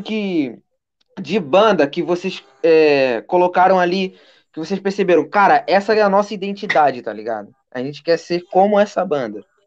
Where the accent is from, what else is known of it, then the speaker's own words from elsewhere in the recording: Rio de Janeiro, Brazil; eu sou da Zona Oeste